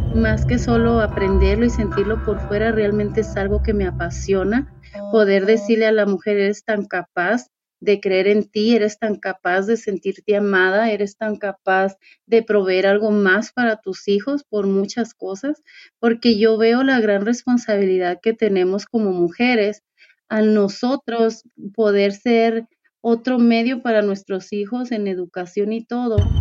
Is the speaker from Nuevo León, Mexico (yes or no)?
no; Ensenada, Baja California, Mexico; moved away as an adult; now in United States; Nací en la ciudad de Ensenada, Baja California